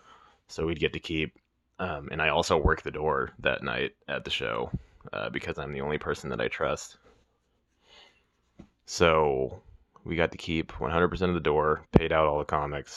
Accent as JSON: {"language": "English", "town": "Weston", "region": "Missouri", "country": "United States", "tie": "born or raised there", "said": "my hometown, Weston"}